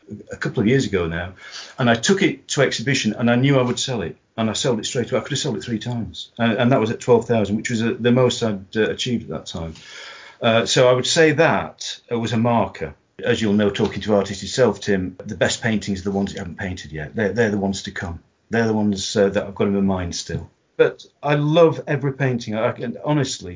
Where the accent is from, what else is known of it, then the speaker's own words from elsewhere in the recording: Yorkshire and the Humber, United Kingdom; now in Derbyshire, United Kingdom; being a Yorkshireman